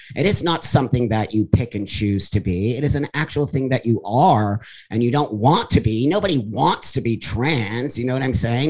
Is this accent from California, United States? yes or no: yes; the Valley, California, United States; I was raised in the Valley here in California